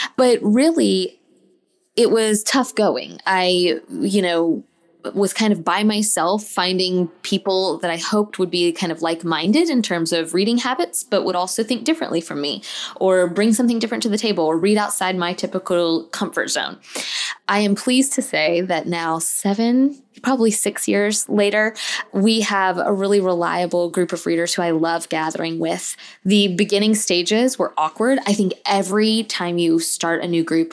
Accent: Tallahassee, Florida, United States; I moved back to my hometown of Tallahassee, Florida

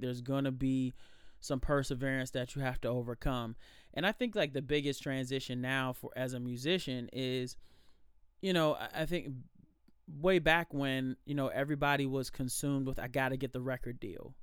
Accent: Alexandria, Virginia, United States; born and raised in Alexandria

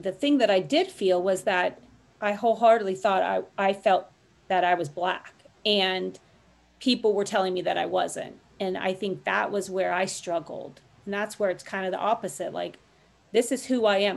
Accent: Los Angeles, California, United States; Los Angeles my hometown

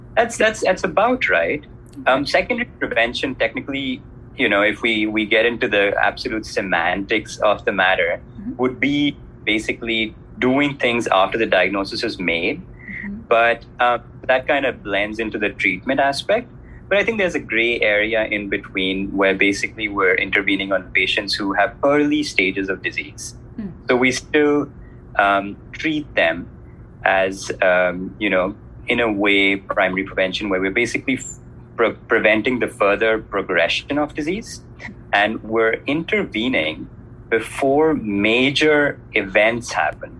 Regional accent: India; moved away; So I'm originally from India, which you obviously know is a developing country

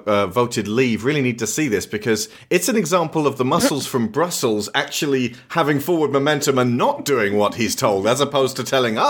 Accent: Australia; Well, you're a British lady. I'm Australian.

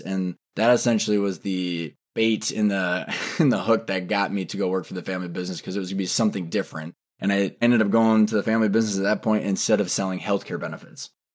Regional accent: Minneapolis, Minnesota, United States; also born or lived in Arizona; Twin Cities, and so I was born and raised in Minnesota

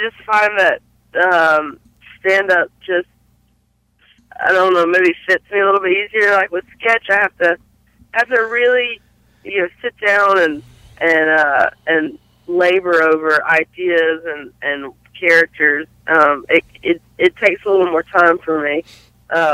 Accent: Belmont, North Carolina, United States; Originally, I'm from a small town in North Carolina called Belmont

